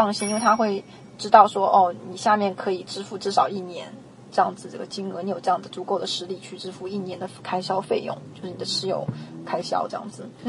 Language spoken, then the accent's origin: Chinese; United States; 那我们美国人这边，其实我们当地的利息已经开始在往下降了